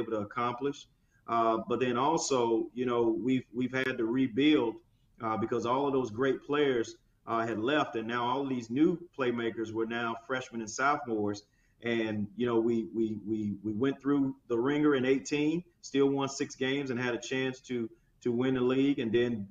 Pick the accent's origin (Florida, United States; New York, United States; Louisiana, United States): Louisiana, United States; I'm from Louisiana. I'm born and raised in the state of Louisiana where gumbo is made